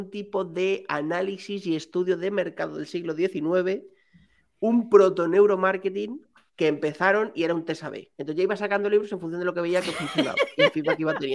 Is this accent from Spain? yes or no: yes; Madrid, Community of Madrid, Spain; Yo soy de Chamberí, tío. No lo puedo evitar. Soy de Chamberí.